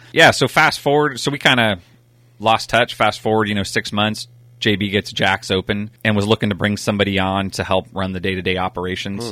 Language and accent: English; Napa, California, United States; We grew up out in Browns Valley.